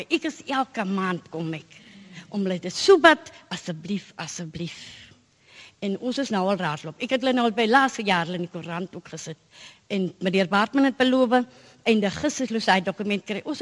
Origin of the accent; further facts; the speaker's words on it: Goodhouse, Northern Cape, South Africa; van Goodhouse Steinkamp ek was jare besproeiingsboer